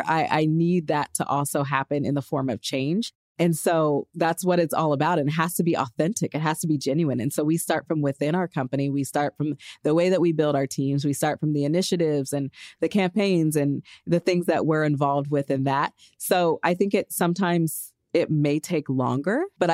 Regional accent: Los Angeles, California, United States; my hometown, Los Angeles.

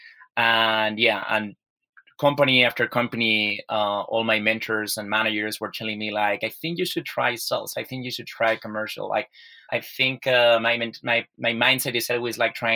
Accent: Spain; I was born and raised here in Spain

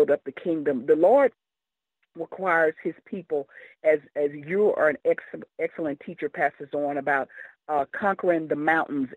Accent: Kansas City, United States; As a young girl growing up in the Kansas City area

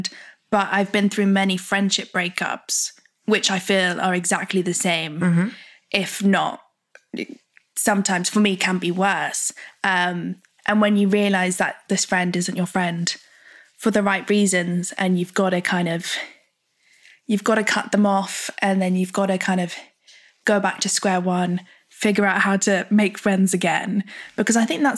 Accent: United Kingdom; being British

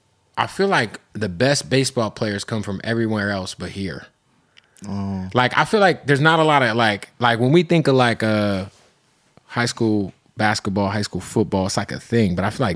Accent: Arizona, United States; I'm from Arizona

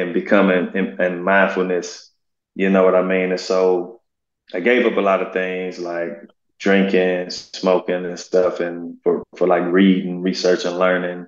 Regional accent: St. Louis, Missouri, United States; also born or lived in North County, St. Louis; I grew up in the inner city on the north side of St. Louis, a place called Walnut Park

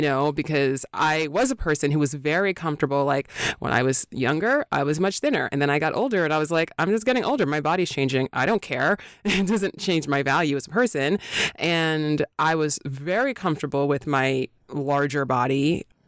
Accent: New York, United States; now in Los Angeles, United States; I'm from New York

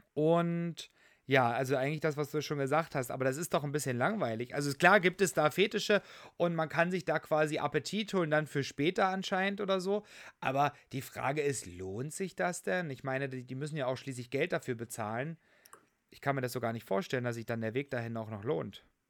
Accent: Saxony, Germany; moved away; auch in dem schönen Sachsen, in meinem Heimatbundesland

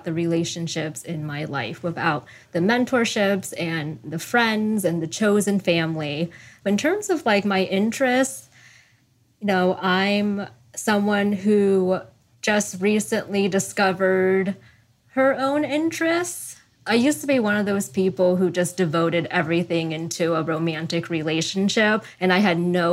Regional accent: Sacramento, California, United States; moved away as an adult; So that's Sacramento, California

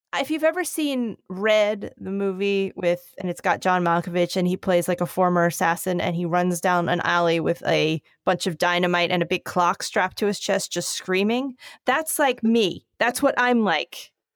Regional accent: Philadelphia, Pennsylvania, United States; I am from Philadelphia

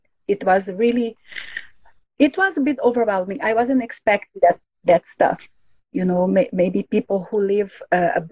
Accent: Brazil; first language Portuguese; English is a second language; moved away as an adult; now in Canada; I am from Brazil. I was born and raised there. I lived in three different states in that country, and all of them have borders with Spanish-speaking countries.

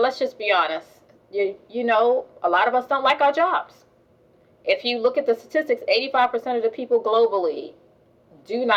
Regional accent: New York, United States; I grew up in New York

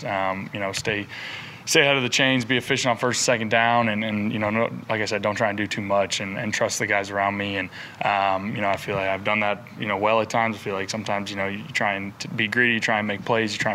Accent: Raleigh, North Carolina, United States; I was born in Raleigh, so, you know, my dad and everyone kind of raised us as Wolfpack fans.

